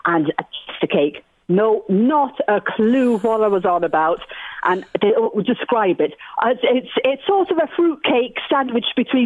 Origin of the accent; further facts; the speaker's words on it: Trim, County Meath, Ireland; moved away as an adult; also born or lived in Athlone / London; now in Bristol, United Kingdom; I grew up in Trim. I'm a half Irish, half Cypriot